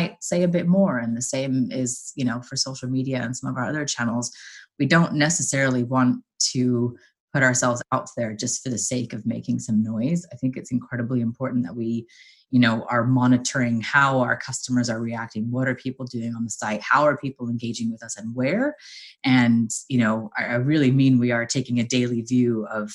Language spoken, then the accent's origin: English; Southern California, United States; moved away as an adult; also born or lived in Los Angeles; now in London, United Kingdom; born and raised in Southern California